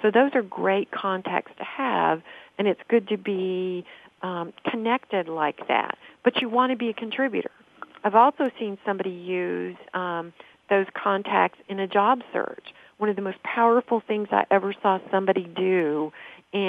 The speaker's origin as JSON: {"language": "English", "town": "Nashville", "region": "Tennessee", "country": "United States", "said": "I'm from Nashville"}